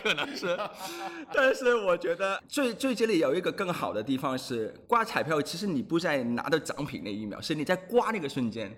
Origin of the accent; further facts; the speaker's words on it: Hong Kong; Chinese is a second language; moved away as an adult; also born or lived in Australia / Beijing; now in Shanghai, China; 我是土生土长的香港人